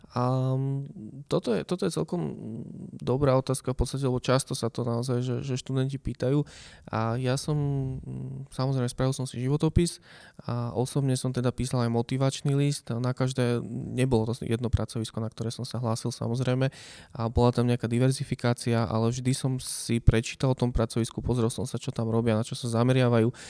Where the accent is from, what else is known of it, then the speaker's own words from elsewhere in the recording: Nová Baňa, Banská Bystrica Region, Slovakia; moved away as an adult; now in Bratislava, Slovakia; mama v podstate pracovala ako zdravotná sestra u nás v Novej Bani v nemocnici